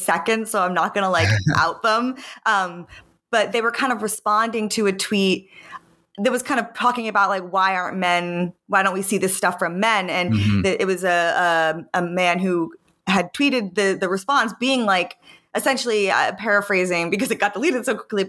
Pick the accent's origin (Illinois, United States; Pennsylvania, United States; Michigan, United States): Pennsylvania, United States; my like high school in Pennsylvania